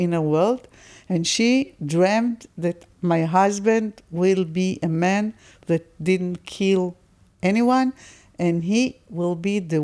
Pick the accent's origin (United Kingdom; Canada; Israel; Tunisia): Israel; also born or lived in South Tel Aviv; I was born in Israel and I'm an Israeli.